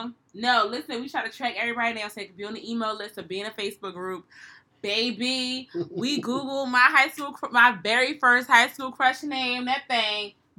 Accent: Philadelphia, Pennsylvania, United States; I'm from Philly.

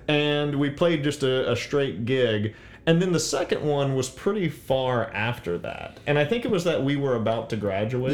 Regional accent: New Iberia, Louisiana, United States; moved away; I was raised in New Iberia

